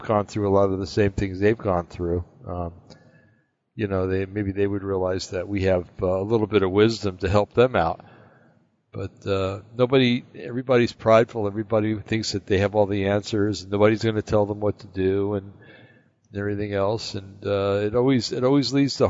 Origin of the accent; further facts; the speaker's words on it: East Coast, United States; moved away; when I grew up back on the East Coast